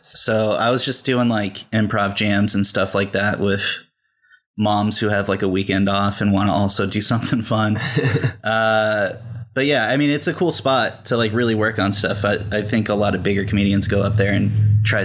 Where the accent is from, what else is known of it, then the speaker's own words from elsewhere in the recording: Fresno, California, United States; now in Los Angeles, United States; I'm from California. Mm-hmm. I'm from Fresno, California. It's all right. It's the armpit of California. It's basically right in the middle, and it's the hottest, most